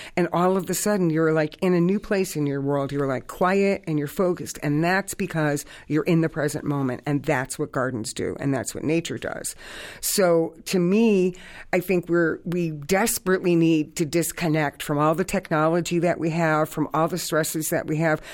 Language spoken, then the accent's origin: English; Hartford, Connecticut, United States; I grew up in the North End of Hartford.